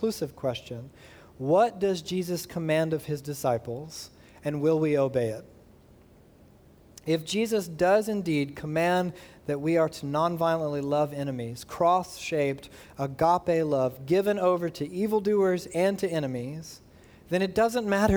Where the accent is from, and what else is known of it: United States